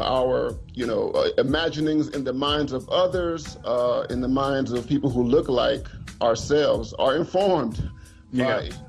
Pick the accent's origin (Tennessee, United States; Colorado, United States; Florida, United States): Florida, United States; Miami; I'm a, you know, Floridian. I grew up in Miami, Florida.